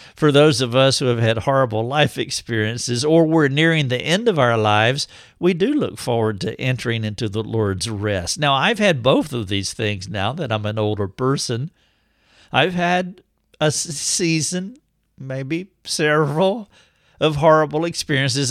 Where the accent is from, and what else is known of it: United States